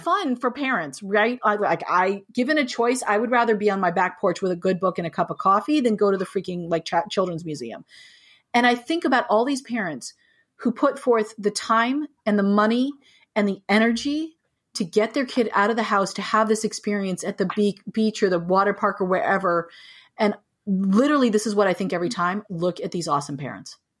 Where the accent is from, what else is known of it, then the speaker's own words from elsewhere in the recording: United States; moved away as an adult; also born or lived in New Mexico / California; now in Boston, United States; I grew up in New Mexico and in California